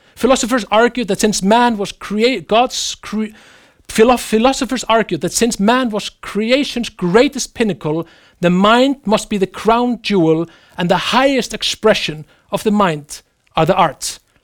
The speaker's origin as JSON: {"language": "English", "country": "Iceland", "tie": "born or raised there", "said": "my home country, Iceland"}